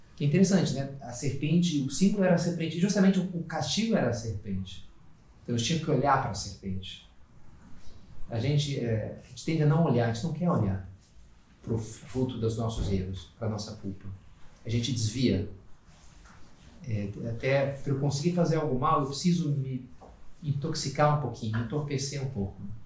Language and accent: Portuguese; Rio de Janeiro, Brazil; also born or lived in Rio Grande do Sul; now in Brasília, Brazil; sou carioca